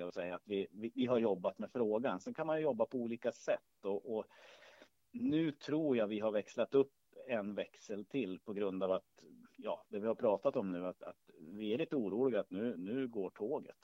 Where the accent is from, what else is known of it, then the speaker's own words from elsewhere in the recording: Hälsingland, Gävleborg County, Sweden; jag är född och uppvuxen i Hälsingland